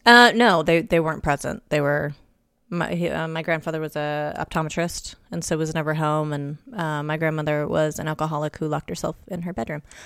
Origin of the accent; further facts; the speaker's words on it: Los Angeles, California, United States; my mom's from, from L A as well. Born and raised.